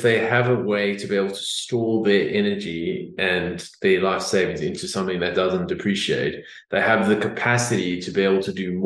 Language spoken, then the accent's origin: English; South Africa; now in Australia; I come from South Africa